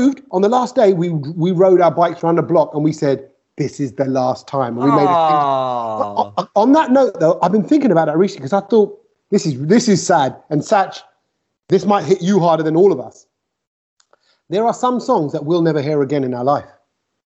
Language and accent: English; London, United Kingdom; also born or lived in East Ham, London; I moved from East Ham to Ilford Goodmayes area, just a few miles out